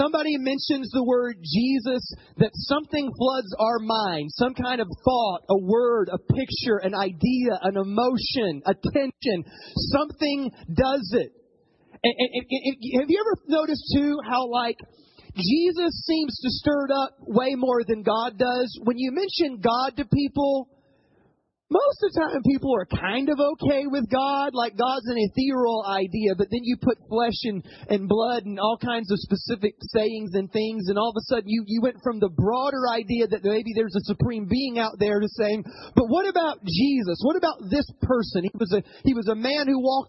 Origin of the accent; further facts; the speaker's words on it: the South, United States; moved away as an adult; also born or lived in Ohio; I grew up in the South